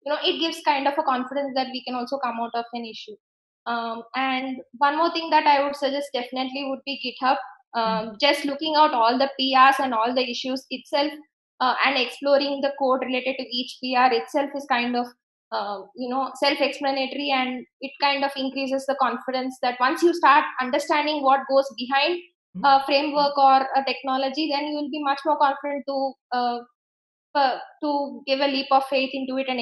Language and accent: English; India; being an Indian